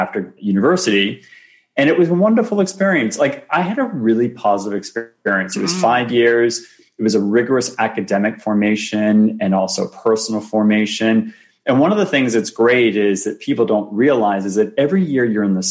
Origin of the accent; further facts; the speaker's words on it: Boston, Massachusetts, United States; moved away as an adult; also born or lived in Ohio / New York City / Toronto; I grew up in Boston. That's my home city.